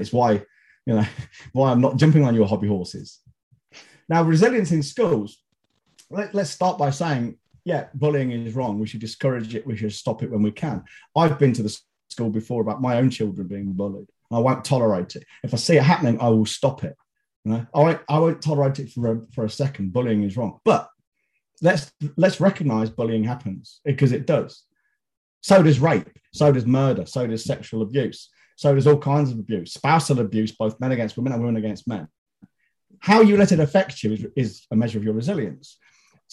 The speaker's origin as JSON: {"language": "English", "town": "Leicester", "region": "East Midlands", "country": "United Kingdom", "tie": "born or raised there", "said": "my hometown, who I don't even support"}